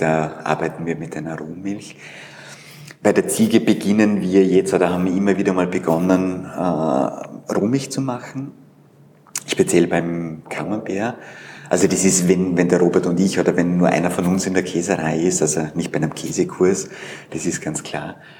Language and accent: German; Vorarlberg, Austria; moved away as an adult; now in Vienna, Austria; ich komme aus Vorarlberg, bin 91 nach Wien und habe hier Wirtschaftsinformatik studiert